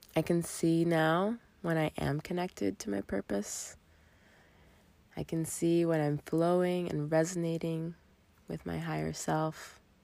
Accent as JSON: {"language": "English", "town": "Miami", "region": "Florida", "country": "United States", "also_born_or_lived": "southern New Hampshire", "moved": "as an adult", "lives_now": "New Hampshire, United States", "said": "I'm originally from Miami and I moved to New England when I started"}